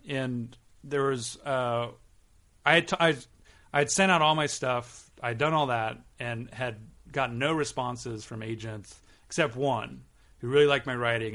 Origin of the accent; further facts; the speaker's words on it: Southern California, United States; also born or lived in Long Beach / Westchester, Los Angeles / Berkeley; now in Los Angeles, United States; I grew up in Southern California